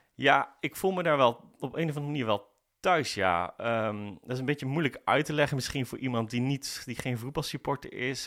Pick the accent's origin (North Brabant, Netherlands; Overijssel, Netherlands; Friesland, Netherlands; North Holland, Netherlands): North Brabant, Netherlands; Breda; Ik ben geboren in Breda